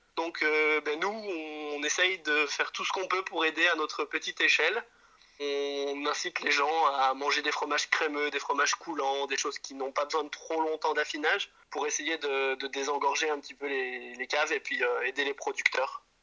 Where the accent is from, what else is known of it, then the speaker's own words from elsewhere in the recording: Jura, Bourgogne-Franche-Comté, France; moved away as an adult; now in Brussels, Belgium; on vient effectivement du Jura, j'ai grandi dans la montagne avec des animaux